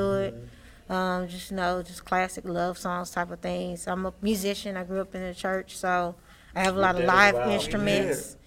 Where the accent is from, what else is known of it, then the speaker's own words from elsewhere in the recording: Dallas, Texas, United States; moved away as an adult; now in Fort Worth, United States; I'm from Dallas, Oak Cliff